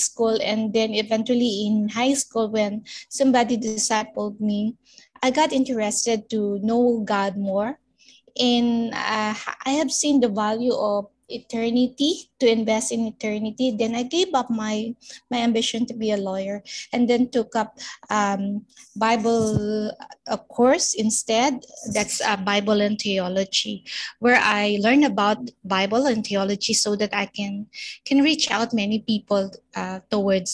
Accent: Cavite City, Calabarzon, Philippines; now in Valenzuela City, Philippines; I'm a native from Cavite City, but I'm now living in Valenzuela City

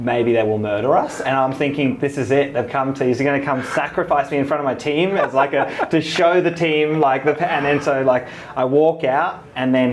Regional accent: South Africa; moved away; I'm South African

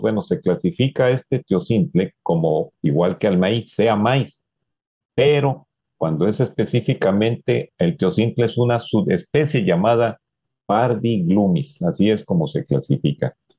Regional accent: Mexico; uno de los símbolos que nos identifican como mexicanos

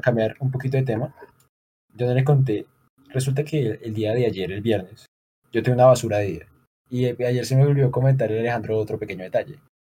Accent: Bucaramanga, Santander, Colombia; acá somos de Bucaramanga, Santander

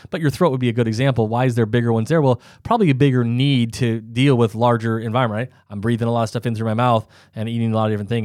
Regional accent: South Dakota, United States; I'm from South Dakota, so there's not very many hills

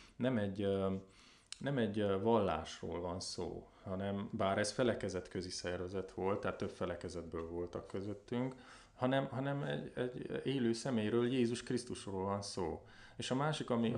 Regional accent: Covasna, Covasna County, Romania; also born or lived in Brașov; én a kovásznai származású vagyok, kovásznán nőttem fel.

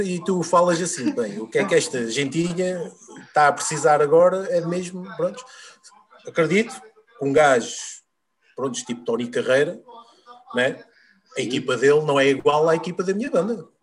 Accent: Peniche, Centro, Portugal; na minha terra, em Peniche

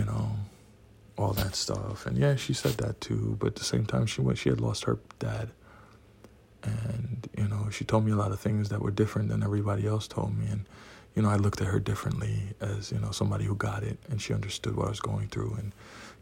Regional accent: Trinidad & Tobago; now in New York City, United States; I'm from Trinidad. Live in New York City.

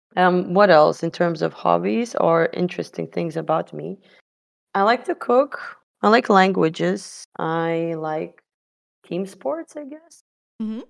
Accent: Lithuania; I'm from Lithuania, a small country in the Baltics

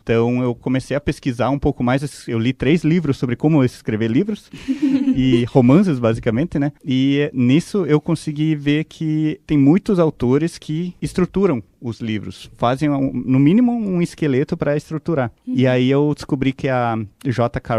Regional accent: Guarapuava, Paraná, Brazil; also born or lived in Ponta Grossa; Eu nasci em Entre Rios, nasci, vivi lá, estudei

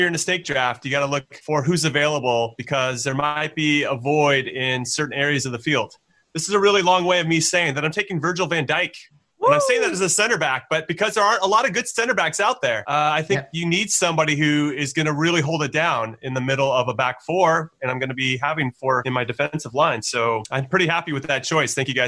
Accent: United States; now that there's pressure of me being an American

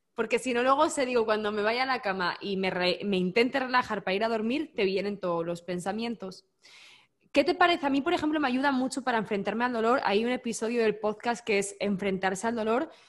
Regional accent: Spain; Yo como buena española

